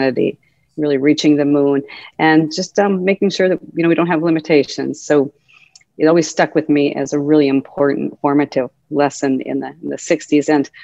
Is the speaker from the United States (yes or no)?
yes; Helena, Montana, United States; moved away as an adult; also born or lived in Massachusetts; growing up in Helena, Montana was wonderful. I loved growing up in Montana.